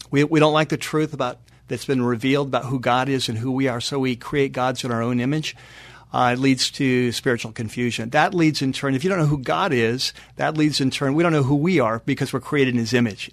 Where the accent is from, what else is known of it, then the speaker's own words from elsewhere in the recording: North San Diego County, California, United States; moved away as an adult; also born or lived in Chatsworth, California; now in Los Angeles, United States; my wife and I both grew up in North San Diego County.